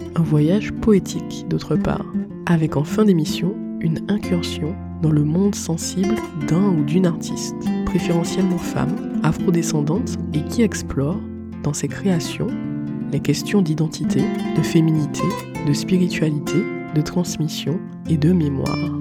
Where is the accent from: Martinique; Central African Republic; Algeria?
Martinique; je suis une Martiniquaise